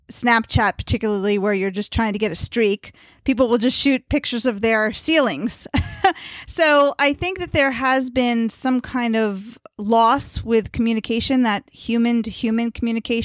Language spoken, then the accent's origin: English; Potomac, Maryland, United States; I'm from Potomac, Maryland.